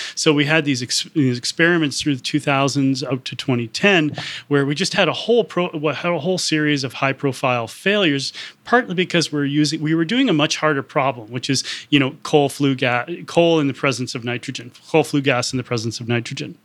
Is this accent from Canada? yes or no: yes; Canada; I'm Canadian